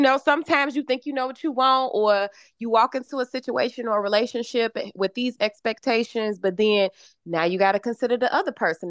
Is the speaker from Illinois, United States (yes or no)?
yes; Chicago, Illinois, United States; I am from Chicago